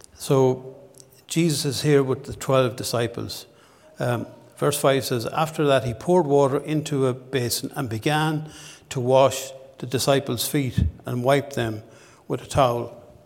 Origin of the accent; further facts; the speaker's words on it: Ballinasloe, Connacht, Ireland; moved away as an adult; now in Dundalk, Ireland; my hometown in Ballinasloe